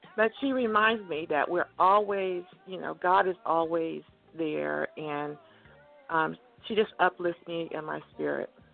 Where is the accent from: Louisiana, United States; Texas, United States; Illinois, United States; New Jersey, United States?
Texas, United States; Cameron; also born or lived in California; I grew up. I was born in Cameron, Texas, and we lived in Texas